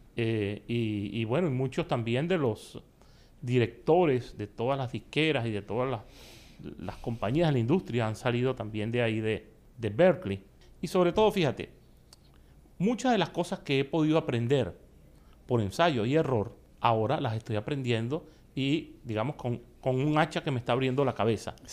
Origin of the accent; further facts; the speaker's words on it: Venezuela; moved away as an adult; now in Miami, United States; formé parte de grupos bastante famosos en mi país que ganaron hasta el premio mayor en mi país llamado Puro de Oro. Y em, bueno, fui poco a poco haciendo relaciones y estudiando con los mejores maestros de allá de Venezuela